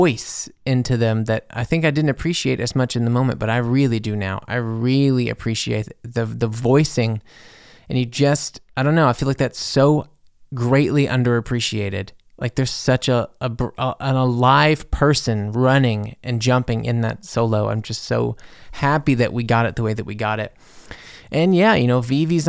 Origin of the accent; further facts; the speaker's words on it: Mississippi, United States; moved away; also born or lived in Louisiana; I'm from Mississippi. You know, I lived in Louisiana for years. I'm from the South.